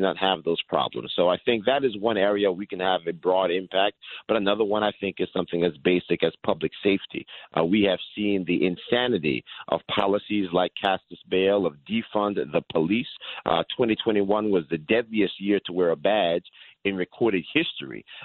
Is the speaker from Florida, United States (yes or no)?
no; Yonkers, New York, United States; I was born in Yonkers, New York, a lifelong New Yorker